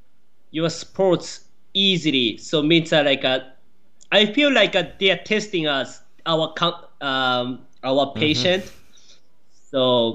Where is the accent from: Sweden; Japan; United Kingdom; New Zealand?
Japan; born or raised there; English is a second language; moved away as an adult; also born or lived in Florida; now in United States